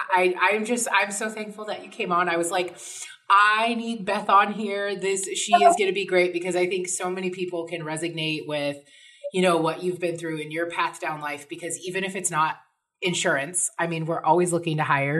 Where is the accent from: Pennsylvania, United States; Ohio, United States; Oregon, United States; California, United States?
Oregon, United States; now in Las Vegas, United States; I grew up in Oregon, so I'm very familiar with little tiny towns